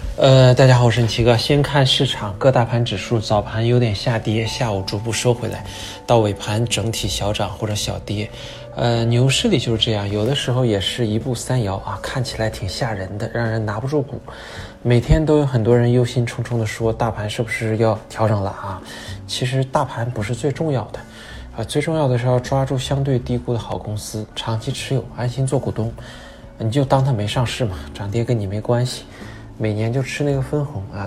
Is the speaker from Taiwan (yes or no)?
no; Daqing, Heilongjiang, China; 我老家大庆